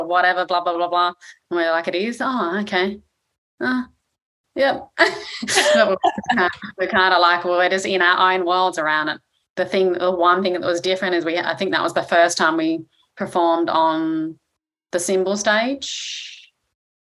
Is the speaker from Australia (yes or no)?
yes; Australia; I grew up in Australia